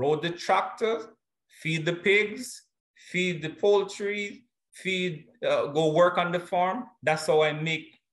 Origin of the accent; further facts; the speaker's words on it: James Hill, Clarendon, Jamaica; The community I was raised in is a little rural community in the Jamaica, the parish of Clarendon, that is James Hill